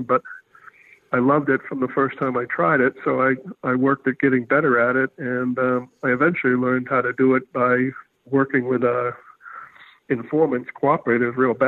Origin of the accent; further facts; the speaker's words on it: Haverhill, Massachusetts, United States; I grew up outside of Boston in an industrial town called Haverhill